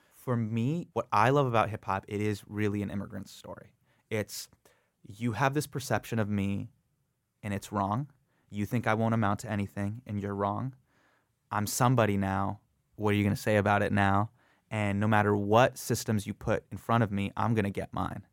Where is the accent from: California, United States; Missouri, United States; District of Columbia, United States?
California, United States; Davis; moved away as an adult; also born or lived in San Francisco / Los Angeles; now in New York City, United States; grew up in Davis, California, which is a very, very Caucasian place